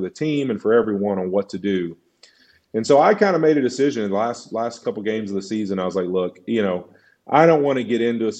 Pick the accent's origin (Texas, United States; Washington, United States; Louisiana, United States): Louisiana, United States; moved away as an adult; born and raised in Louisiana